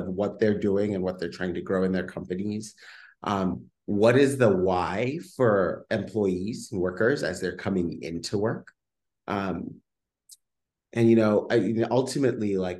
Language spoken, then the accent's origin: English; Kenya; moved away as an adult; now in Bay Area, United States; I grew up and was born and raised in Kenya and then came over to the Bay Area and haven't left yet